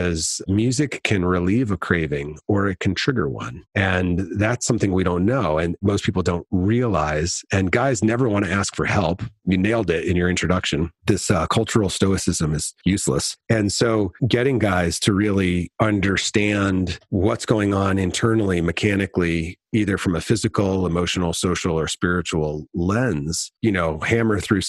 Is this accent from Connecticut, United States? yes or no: yes; Connecticut, United States; I grew up in Connecticut